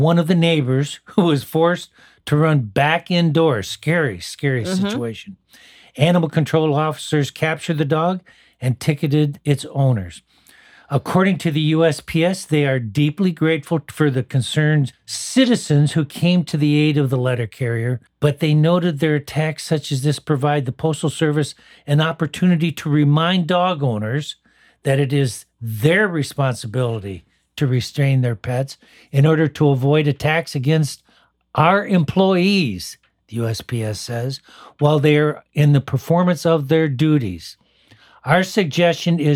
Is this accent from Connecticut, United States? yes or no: no; Michigan, United States; Detroit, Michigan, my home state